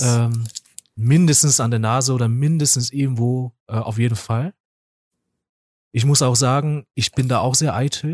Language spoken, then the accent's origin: German; South Korea; also born or lived in Essen; now in Germany; weil ich komme ja eigentlich aus Korea